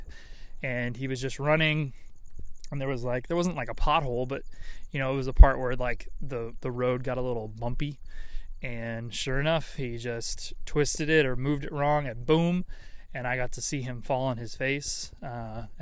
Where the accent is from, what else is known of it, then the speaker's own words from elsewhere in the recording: San Diego, California, United States; I am actually in my hometown of, technically it's San Diego, but the more specific area and or county is what you would call the place of Rancho, Peñasquitos